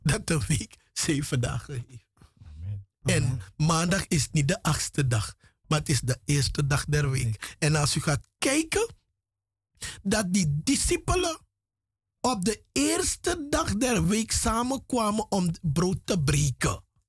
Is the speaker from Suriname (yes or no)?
yes; Paramaribo, Paramaribo District, Suriname; moved away as an adult; now in Netherlands; ik ben in Paramaribo grootgebracht. Vanaf mijn derde jaar, derde, vierde jaar ben ik in Paramaribo grootgebracht.